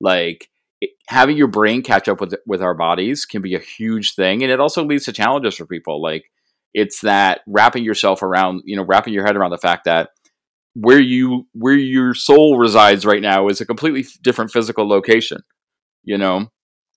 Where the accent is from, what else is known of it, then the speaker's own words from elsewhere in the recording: New England, United States; I'm from New England